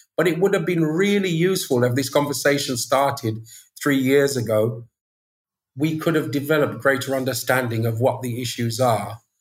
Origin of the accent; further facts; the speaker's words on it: Birmingham, West Midlands, United Kingdom; now in Spanish Town, Jamaica; I was born in Birmingham